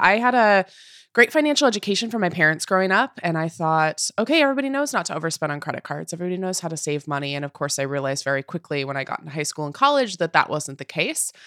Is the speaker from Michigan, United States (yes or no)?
no; Puyallup, Washington, United States; moved away as an adult; now in New York, United States; the property I could afford was in my hometown, was in Puyallup, Washington